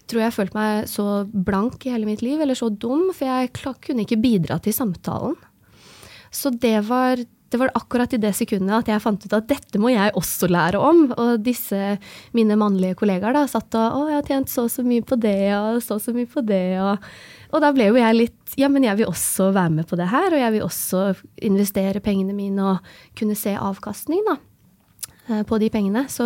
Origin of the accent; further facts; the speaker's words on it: Oslo, Norway; also born or lived in Tromsø / Trondheim; Jeg er født og oppvokst i Oslo. Jeg har um, gått, studert i Tromsø, en bachelorgrad i maskiningeniør. Og så har jeg studert i Trondheim, en mastergrad i maskiningeniør.